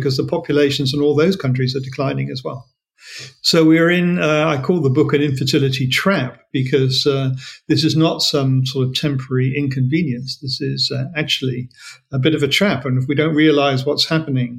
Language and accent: English; Australia; as an Australian